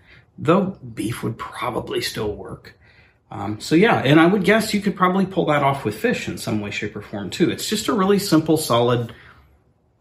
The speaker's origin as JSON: {"language": "English", "region": "Oklahoma", "country": "United States", "tie": "born or raised there", "said": "growing up in Oklahoma or South"}